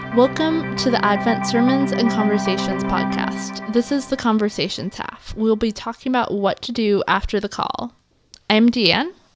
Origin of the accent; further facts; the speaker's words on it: the Northwest, Pacific Northwest, United States; growing up in the Northwest